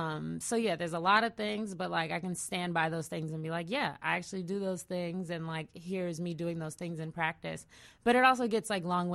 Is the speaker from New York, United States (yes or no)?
no; California, United States; I'm from the Bay Area.